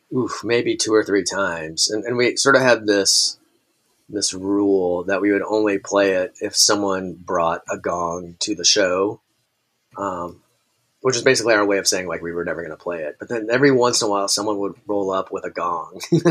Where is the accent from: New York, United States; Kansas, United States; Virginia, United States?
Kansas, United States; born there; also born or lived in Tacoma, Washington; I was like a military kid. So I was born in Kansas and then bounced around, kind of all throughout my childhood.